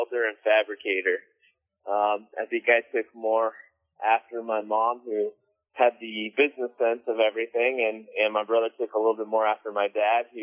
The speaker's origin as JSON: {"language": "English", "town": "Simi Valley", "region": "California", "country": "United States", "tie": "born or raised there", "lives_now": "San Diego, United States", "said": "I'm from Simi Valley, which is in the Ventura County area, not too far from San Diego"}